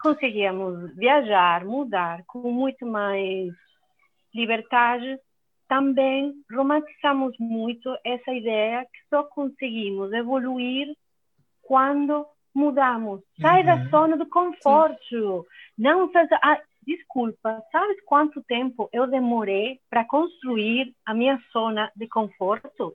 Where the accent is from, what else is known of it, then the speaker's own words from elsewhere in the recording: Venezuela; Portuguese is a second language; moved away as an adult; also born or lived in Belo Horizonte, Brazil / Buenos Aires, Argentina / Poland; now in Portugal; eu sou venezuelana, como o Breno falou. E é, a minha família é da Itália, então eu sou primeira geração nascida lá na Venezuela.